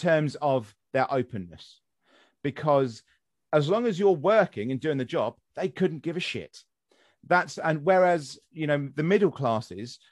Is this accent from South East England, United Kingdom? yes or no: yes; West Sussex, South East England, United Kingdom; moved away as an adult; also born or lived in Midlands; now in Kent, United Kingdom; I'm not from Kent. I'm from West Sussex originally